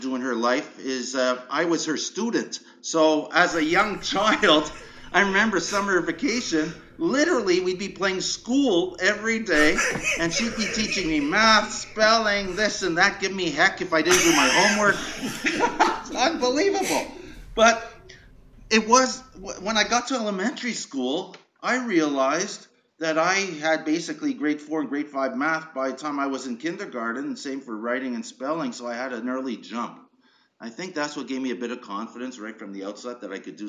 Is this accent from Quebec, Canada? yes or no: yes; Montreal, Quebec, Canada; moved away as an adult; also born or lived in Schefferville, Quebec / Pickering, Ontario; You know, I grew up in Montreal. I was born in northern Quebec in a mining town called Schefferville